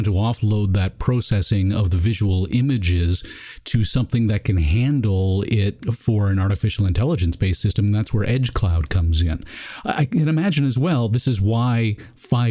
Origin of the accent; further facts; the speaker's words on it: Canada; as a Canadian